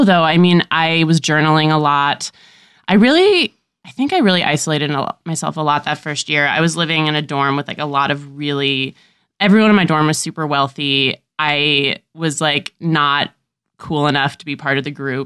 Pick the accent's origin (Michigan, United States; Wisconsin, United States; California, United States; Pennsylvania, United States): California, United States; San Diego; also born or lived in Washington Heights, New York City; now in New York City, United States; I'm from Southern California originally. Like, I was born in San Diego and I still have family there.